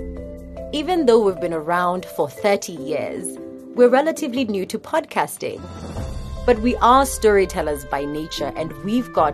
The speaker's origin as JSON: {"language": "English", "country": "Kenya", "said": "I'm a Kenyan journalist"}